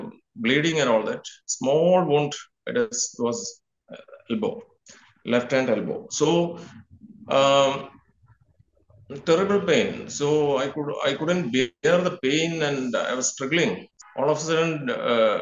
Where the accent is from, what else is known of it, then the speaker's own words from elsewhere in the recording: India; I am from India